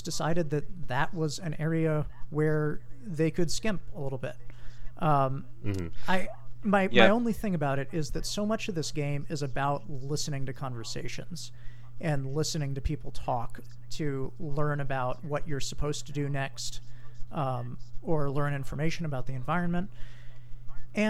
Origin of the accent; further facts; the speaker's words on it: Hawaii, United States; I'm from Hawaii